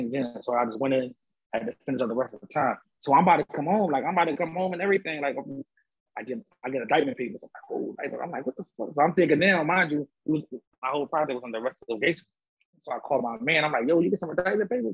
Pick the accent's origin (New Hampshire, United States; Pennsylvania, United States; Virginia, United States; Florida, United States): Pennsylvania, United States; Philadelphia; I'm from Philly